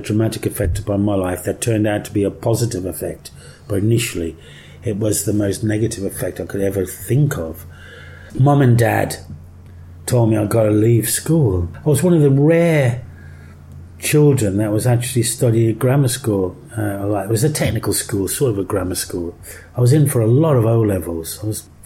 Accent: Lye, West Midlands, United Kingdom; accent: Black Country; also born or lived in Birmingham; I grew up in the Black Country, which was like 10 miles to the southwest of Birmingham, where I lived in a town called Lye, which was real thoroughbred Black Country

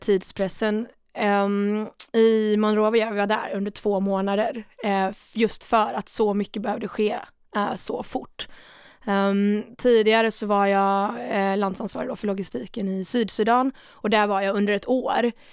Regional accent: Sweden; Jag är från Sverige

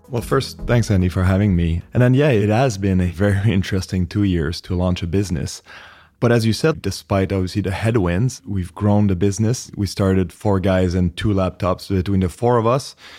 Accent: Canada; accent: French Canadian; moved away as an adult; also born or lived in New York; I'm originally Canadian, French Canadian, if anyone's trying to place the accent

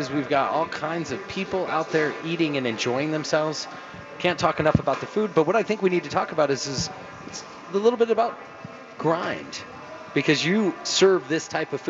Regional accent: Arizona, United States; now in Denver, United States; I'm from Arizona.

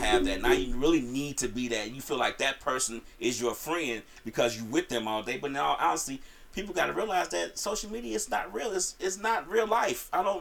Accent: Chicago, Illinois, United States; I'm from Chicago

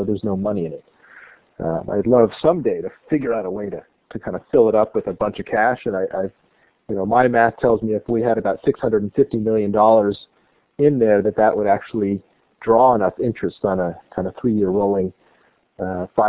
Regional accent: California, United States; moved away as an adult; also born or lived in New Jersey; now in Maine, United States; Originally, I was born in New Jersey, but pretty much grew up in California

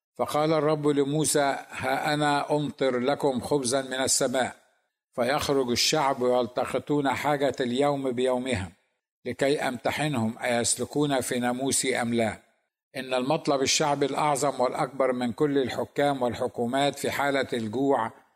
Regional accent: Egypt; لنا كمصريين

